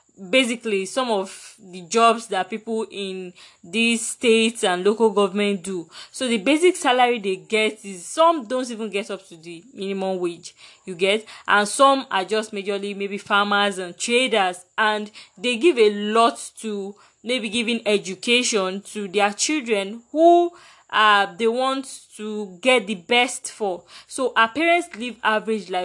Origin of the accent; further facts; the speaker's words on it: Nigeria; as a Nigerian